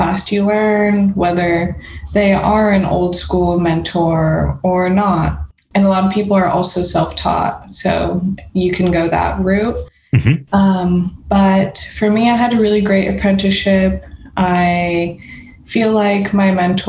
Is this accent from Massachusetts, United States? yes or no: no; Las Vegas, Nevada, United States; moved away as an adult; also born or lived in Chicago / San Francisco / London; now in Los Angeles, United States; I was born in Chicago, grew up in Vegas.